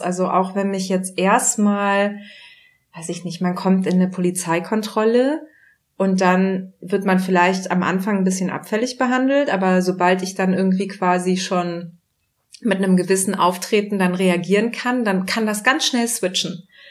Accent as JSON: {"language": "German", "country": "Germany", "tie": "born or raised there"}